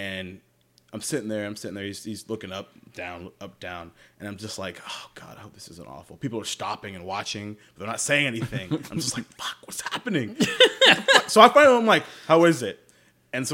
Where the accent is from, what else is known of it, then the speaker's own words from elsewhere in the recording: Jacksonville, Florida, United States; I'm from Jacksonville, Florida.